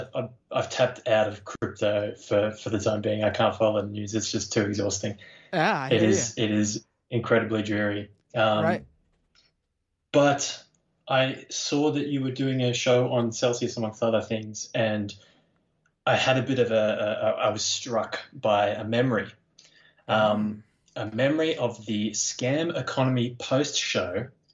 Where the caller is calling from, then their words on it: Australia; G'day, Matt. It's … from Australia.